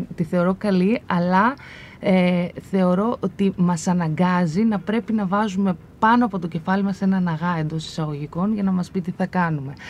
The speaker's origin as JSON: {"language": "Greek", "town": "Komotini", "region": "Eastern Macedonia and Thrace", "country": "Greece", "moved": "yes", "said": "να επιστρέψω και να δουλέψω στον τόπο μου"}